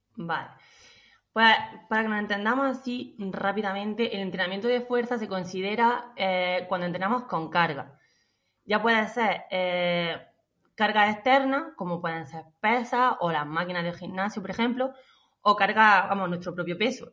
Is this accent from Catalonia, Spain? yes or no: no; La Carolina, Andalusia, Spain; soy de la Carolina, de un pueblo de Jaén